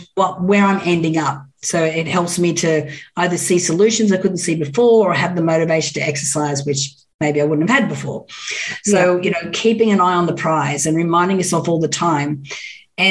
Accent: Orange, New South Wales, Australia; moved away as an adult; now in Los Angeles, United States; I grew up in Orange in New South Wales.

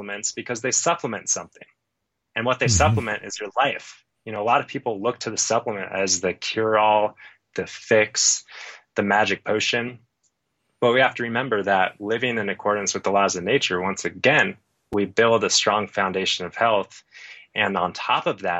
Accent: Phoenix, Arizona, United States; now in Colorado, United States; I grew up in Phoenix

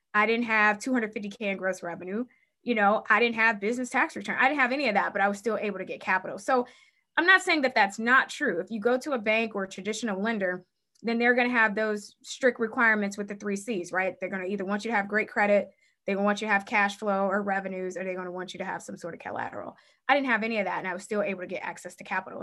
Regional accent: Cleveland, Ohio, United States; I was born and raised in Cleveland, Ohio.

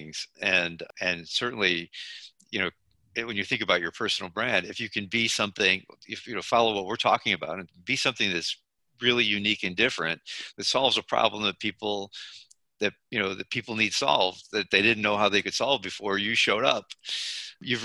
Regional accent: Binghamton, New York, United States; I grew up in Binghamton, New York, in a small town

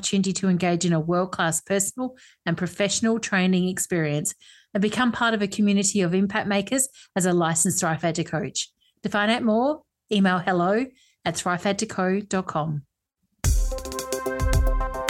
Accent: Perth, Western Australia, Australia; actually from my hometown.

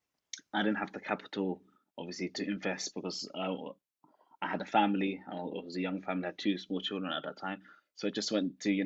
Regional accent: England, United Kingdom; also born or lived in Netherlands; I am originally from Holland, but I grew up in London, or grew up in England rather

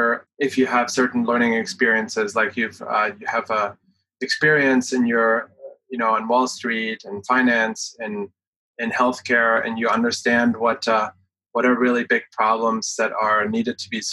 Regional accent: Germany; moved away as an adult; now in United States; I came from Germany, lived half of my life there, and have been in the US for 15 years.

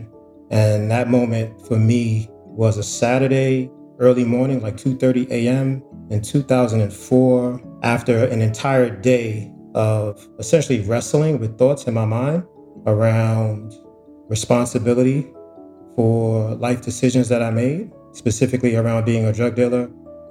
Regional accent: New York City, New York, United States; I grew up in Harlem, and growing up in Harlem in 84, 85, when the crack epidemic hit, it was zombie land.

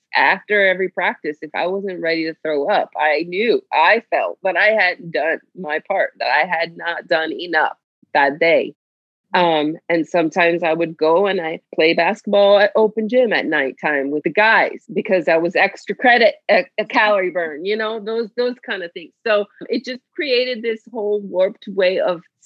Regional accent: Miami, Florida, United States; I grew up in Miami, Florida

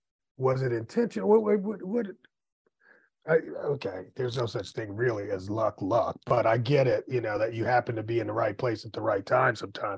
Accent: Midwest, United States; also born or lived in New York; I am from the Midwest.

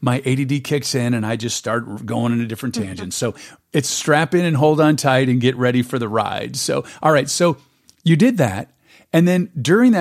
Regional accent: San Diego, California, United States; moved away; I was born and raised in San Diego

